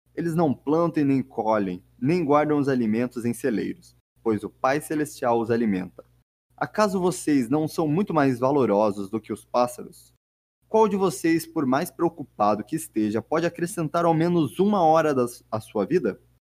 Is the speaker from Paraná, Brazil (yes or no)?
yes; Curitiba, Paraná, Brazil; eu sou de Curitiba